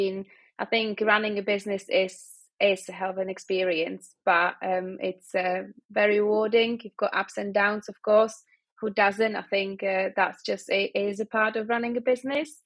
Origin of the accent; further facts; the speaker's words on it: Prague, Czechia; now in Manchester, United Kingdom; I'm from Prague, and it's always sunny.